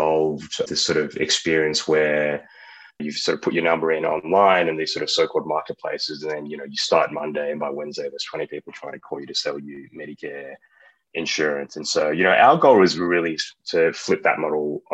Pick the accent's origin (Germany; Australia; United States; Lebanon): Australia; moved away; I'm from Australia